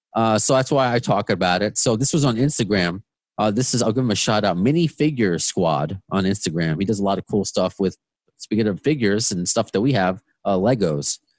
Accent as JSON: {"language": "English", "area": "Long Island", "region": "New York", "country": "United States", "accent": "Long Island", "moved": "as an adult", "lives_now": "Queens, United States", "said": "I moved to to Queens from Long Island in September. I don't know if you can hear it. Long Island is my accent."}